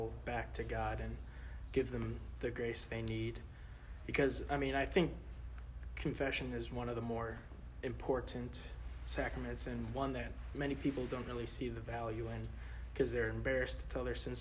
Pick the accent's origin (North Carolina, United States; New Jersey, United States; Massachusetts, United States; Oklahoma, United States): Oklahoma, United States; Edmond; also born or lived in St. Louis, Missouri; I was born in St. Louis, lived there for 5 to 6 years, and then moved down to Edmond, Oklahoma back in 2007